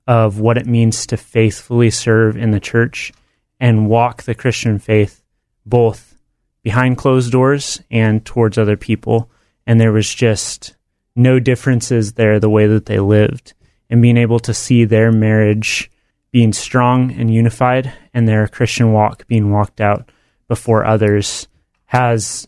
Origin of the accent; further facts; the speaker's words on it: Bend, Oregon, United States; now in Salem, United States; I grew up in Bend, Oregon